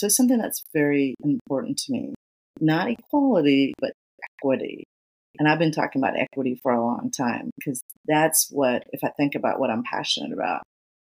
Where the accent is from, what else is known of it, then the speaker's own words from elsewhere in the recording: Atlanta, Georgia, United States; I grew up in Georgia, in Atlanta.